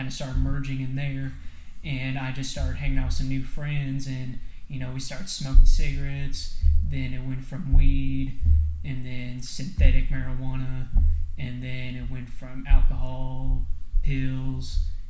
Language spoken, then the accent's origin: English; New Palestine, Indiana, United States; also born or lived in Avon; I was born in Indianapolis in August of 97, and I lived in Avon for the first couple years of my life, and then we moved to a small town called New Palestine, which is just off the east side of Indianapolis.